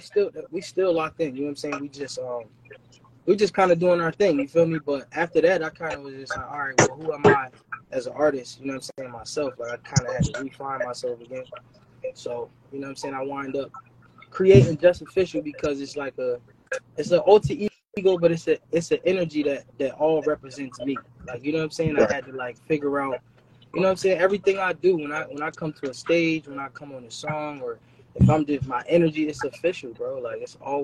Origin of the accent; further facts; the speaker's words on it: Philadelphia, Pennsylvania, United States; I claim northeast Philly or North Philly